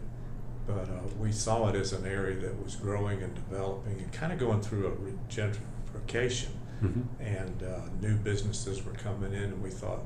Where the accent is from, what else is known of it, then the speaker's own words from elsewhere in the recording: Jesup, Georgia, United States; now in Atlanta, United States; I grew up in Jessup, Georgia, where there's nothing there anymore